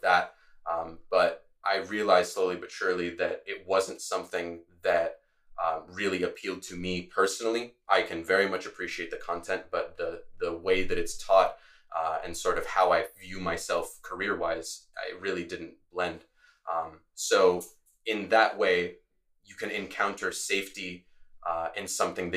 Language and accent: English; Latvia; now in Gainesville, United States; I'm originally from Latvia. It's a country in the Northeast Europe, northeastern part of Europe, I should say. So I grew up speaking Latvian, Russian, and English.